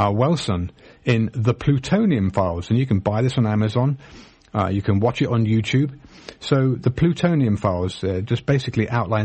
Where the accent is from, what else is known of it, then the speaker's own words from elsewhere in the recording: England, United Kingdom; now in United States; I was born in Britain. I'm a US citizen now